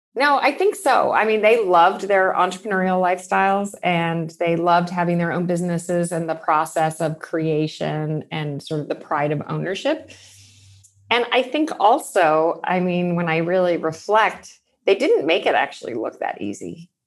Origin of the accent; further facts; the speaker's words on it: Pasadena, California, United States; I grew up in Pasadena in Southern California.